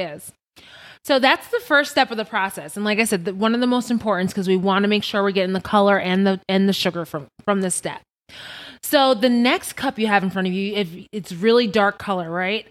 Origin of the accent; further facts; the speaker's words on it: Long Island, New York, United States; moved away as an adult; now in Las Vegas, United States; I'm originally from Long Island, New York. Strong Island.